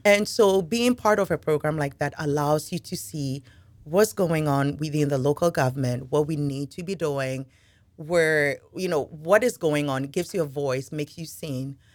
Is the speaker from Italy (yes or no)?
no; Ghana; now in Henrico, United States; I am originally from Ghana. Uh, moved here a little over twenty years ago